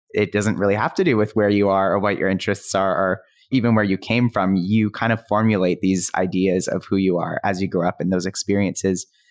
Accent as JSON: {"language": "English", "town": "Calgary", "region": "Alberta", "country": "Canada", "tie": "born or raised there", "said": "I grew up in Calgary"}